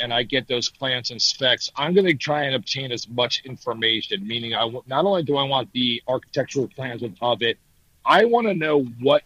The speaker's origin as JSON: {"language": "English", "region": "New Jersey", "country": "United States", "moved": "yes", "said": "I'm from New Jersey, so I know how expensive things are up in the Northeast"}